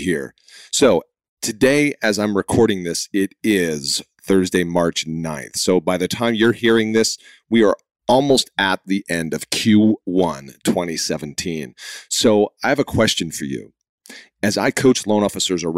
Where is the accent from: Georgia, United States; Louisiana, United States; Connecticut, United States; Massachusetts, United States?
Massachusetts, United States; Boston; I'm from Boston